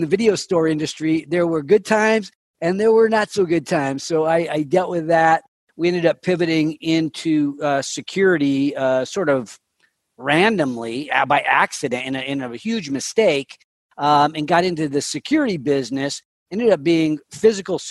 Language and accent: English; Sacramento, California, United States; I grew up here in Sacramento